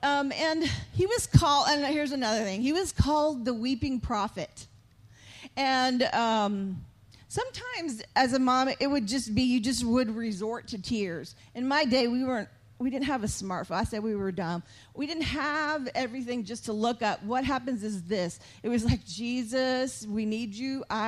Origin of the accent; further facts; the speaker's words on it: San Antonio, Texas, United States; moved away; also born or lived in Missouri; I'm from Texas, from San Antonio, but when we moved to Missouri, North of Kansas City we were made fun of right away because we said y'all.